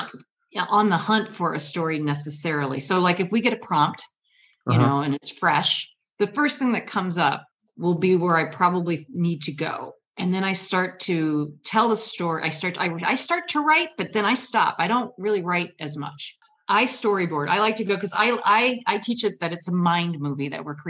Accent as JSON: {"language": "English", "region": "Michigan", "country": "United States", "said": "I've traveled from Michigan"}